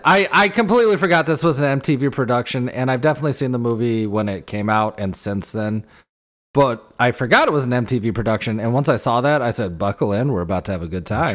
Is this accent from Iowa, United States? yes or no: yes; Iowa, United States; we grew up playing football in Iowa